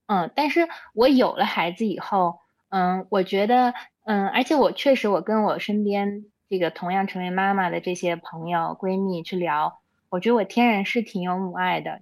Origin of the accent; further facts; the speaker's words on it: Xinjiang, China; also born or lived in Beijing / United States; now in Chengdu, China; 我小时候从小在新疆出生，然后在那里长大